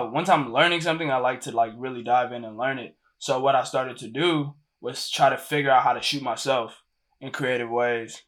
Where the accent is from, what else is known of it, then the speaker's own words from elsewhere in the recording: Houston, Texas, United States; moved away as an adult; also born or lived in Lagos, Nigeria; now in Ohio, United States; I'm from Houston, Texas. I was born in Lagos, Nigeria